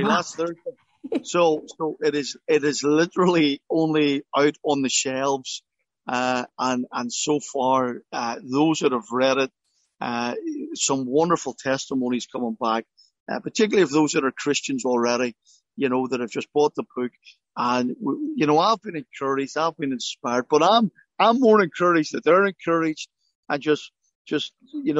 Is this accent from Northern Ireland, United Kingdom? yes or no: yes; Belfast, Northern Ireland, United Kingdom; I grew up in Belfast